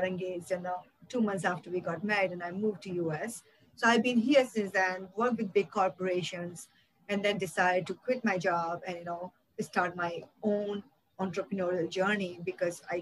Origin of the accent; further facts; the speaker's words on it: India; I grew up in India in a very small town